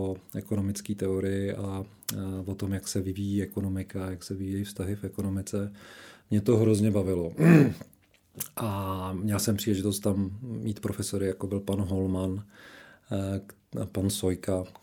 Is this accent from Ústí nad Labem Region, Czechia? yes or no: no; Šumperk, Olomouc Region, Czechia; Já vždycky zahajuju svůj životopis tím, že jsem se narodil v Šumperku